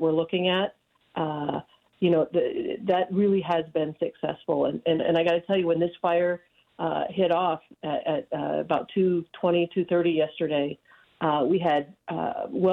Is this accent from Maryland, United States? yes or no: no; Nevada County, California, United States; this is my hometown. I don't have really any other context outside of Nevada County